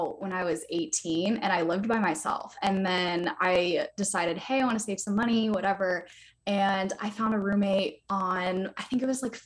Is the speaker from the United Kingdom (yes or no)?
no; Raleigh, North Carolina, United States; I'm based out of Raleigh, North Carolina. So I'm on the East Coast of the U.S. I've been here my whole life. I grew up here. I was born here.